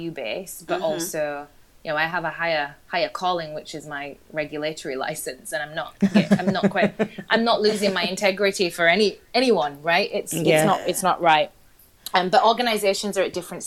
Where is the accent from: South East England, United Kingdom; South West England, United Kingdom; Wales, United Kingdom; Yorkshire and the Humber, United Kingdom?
Yorkshire and the Humber, United Kingdom; Huddersfield; moved away as an adult; now in London, United Kingdom; I grew up in Huddersfield